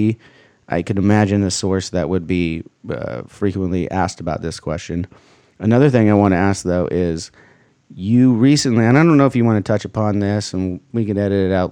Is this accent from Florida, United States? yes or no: no; Huntington Beach, California, United States; we grew up here in Huntington Beach